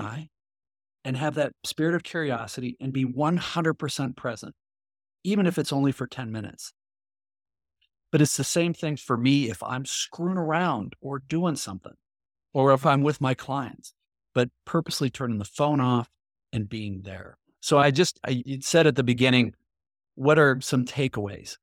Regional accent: Midwest, United States; I grew up in the Midwest

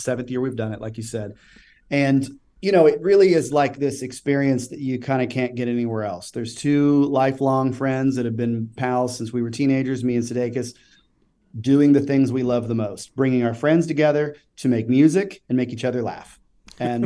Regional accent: Kansas City, Missouri, United States; also born or lived in Tennessee; Growing up in Kansas City, and living in Tennessee for a period of time

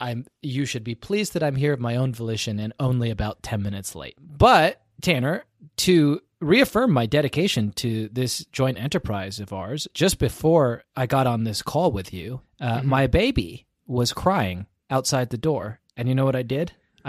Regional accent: United Kingdom; if you've ever needed evidence that I'm British, it's that I named my child a name that was very popular at the turn of the century in England.

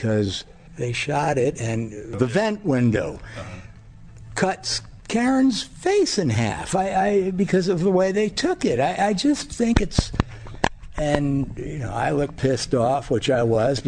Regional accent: United States; growing up in America

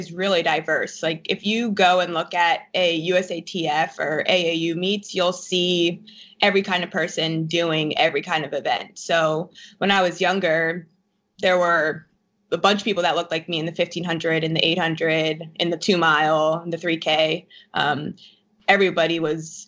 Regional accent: New Jersey, United States; I'm from New Jersey

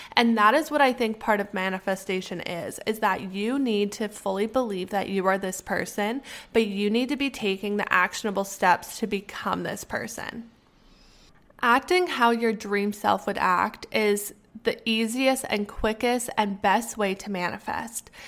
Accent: Canada; moved away; because I'm Canadian.

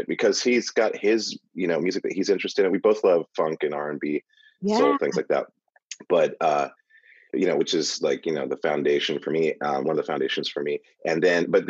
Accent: Montana, United States; I grew up in Montana

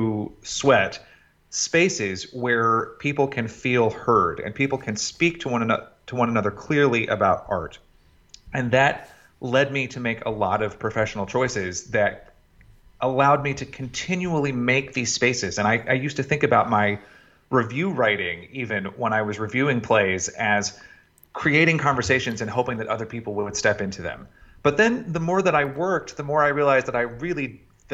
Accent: Chattanooga, Tennessee, United States; I was born in Chattanooga, Tennessee, and was quickly enamored of the youth community theater there

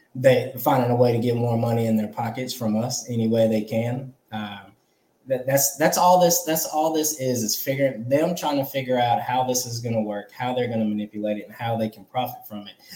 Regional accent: California, United States; moved away as an adult; I'm from California. I was born there. I lived there. I just moved back from there

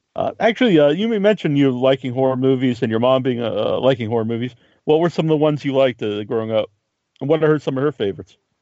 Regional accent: Cape Cod, Massachusetts, United States; we're both from Cape Cod in Massachusetts

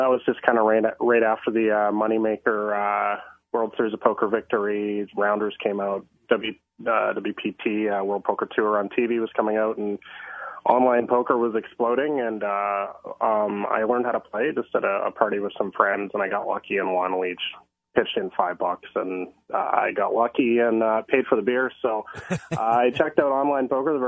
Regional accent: Vancouver, British Columbia, Canada; moved away as an adult; now in Thailand; I am born and raised in the Vancouver area, and I'm in Vancouver right now.

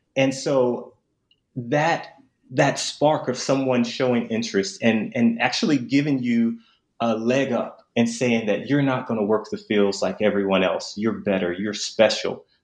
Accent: Memphis, Tennessee, United States; I'm actually from Memphis

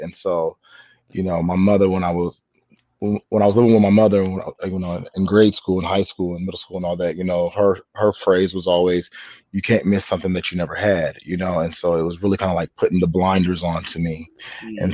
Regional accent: San Diego, California, United States; now in Los Angeles, United States; I'm born and raised in San Diego

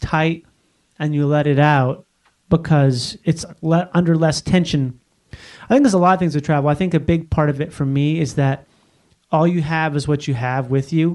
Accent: Minnesota, United States; moved away as an adult; also born or lived in Florida; now in Los Angeles, United States; I'm from Minnesota

